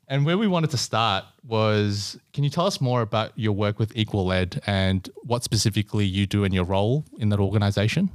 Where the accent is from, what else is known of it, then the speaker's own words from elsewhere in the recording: Melbourne, Victoria, Australia; also born or lived in Singapore; I was born in Singapore and also moved over to Melbourne's West when I was three.